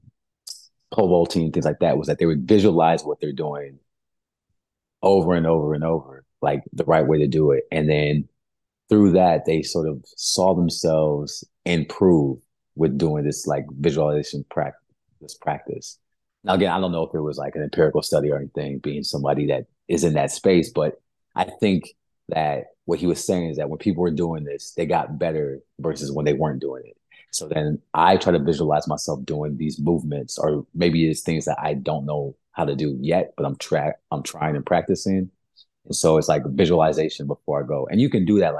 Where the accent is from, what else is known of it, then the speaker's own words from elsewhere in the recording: Brawley, California, United States; moved away as an adult; also born or lived in Santa Cruz, California / San Jose, California; now in Miami, United States; I'm originally from California. So born and raised West Coast, Best Coast